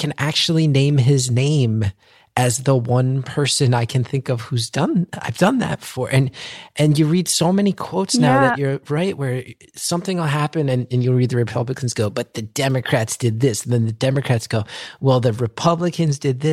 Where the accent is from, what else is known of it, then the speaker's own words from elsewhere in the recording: New Jersey, United States; I love being from New Jersey